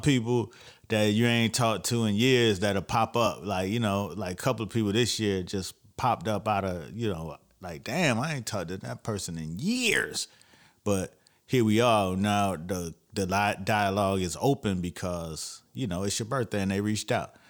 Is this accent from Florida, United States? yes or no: yes; Florida, United States; I'm from Florida